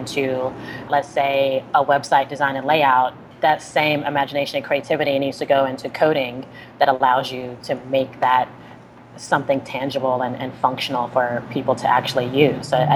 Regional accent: Chattanooga, Tennessee, United States; I'm from Chattanooga, Tennessee, and I'm a designer and entrepreneur.

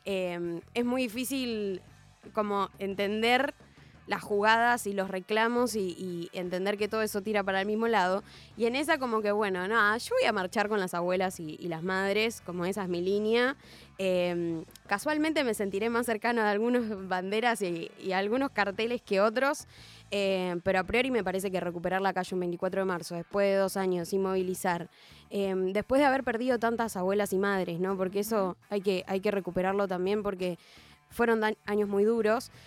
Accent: Argentina; moved away; yo soy del interior

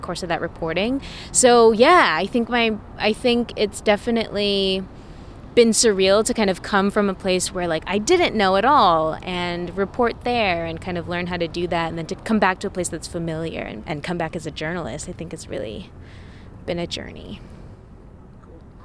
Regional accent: Fairfield, California, United States; also born or lived in Vallejo, California / Portland, Oregon; now in Oakland, United States; I grew up in Fairfield, California. I was born in Vallejo

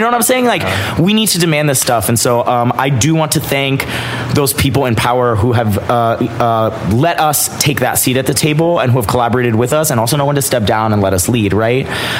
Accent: Florida, United States; moved away; being a white Latino, especially one of the diaspora. So it's very much based on our experience growing up in Florida

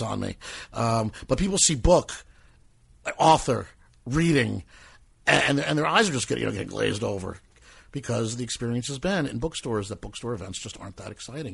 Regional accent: Metuchen, New Jersey, United States; also born or lived in New York; Metuchen, New Jersey, my hometown

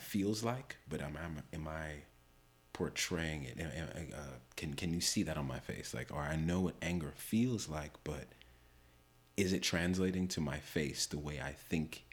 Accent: New York City, New York, United States; born and raised in New York

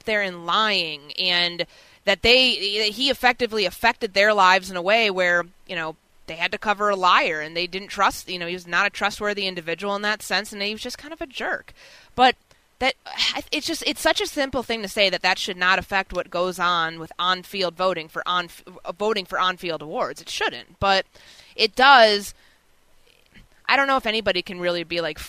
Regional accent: Chicago, Illinois, United States; I grew up in Chicago

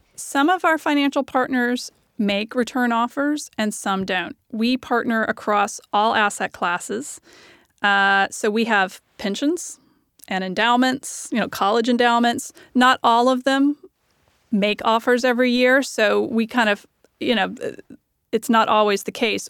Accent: the South, United States; I'm from the South

